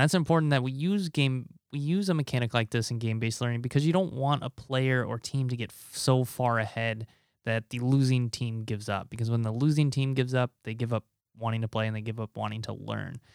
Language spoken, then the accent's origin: English; Nebraska, United States; moved away as an adult; my home state of Nebraska